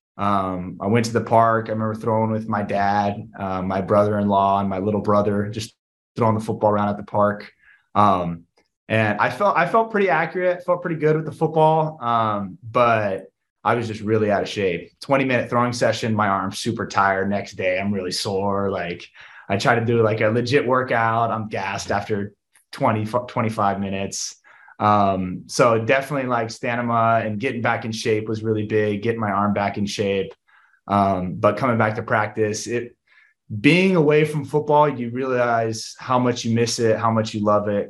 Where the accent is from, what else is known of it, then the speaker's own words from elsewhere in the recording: Southern California, United States; growing up in Southern California